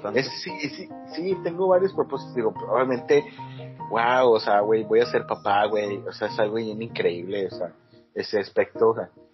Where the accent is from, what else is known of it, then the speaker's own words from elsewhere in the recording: Monterrey, Nuevo León, Mexico; Uno como buen regiomontano